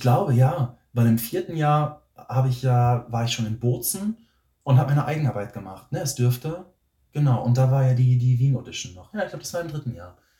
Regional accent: near Bielefeld, North Rhine-Westphalia, Germany; moved away as an adult; also born or lived in Berlin; ich komme aus der Nähe von Bielefeld

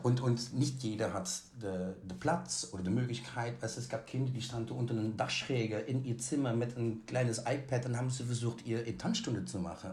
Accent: Netherlands; moved away; Ich bin ja in Holland aufgewachsen.

